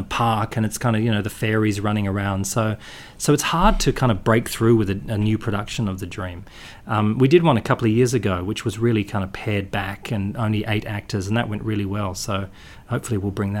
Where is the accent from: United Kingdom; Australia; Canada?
Australia; Perth, Western Australia; I grew up in Perth